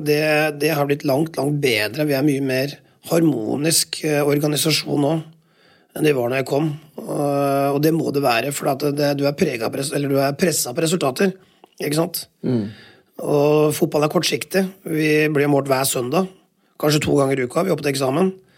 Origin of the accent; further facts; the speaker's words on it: Telemark, Norway; Jeg er jo telemarking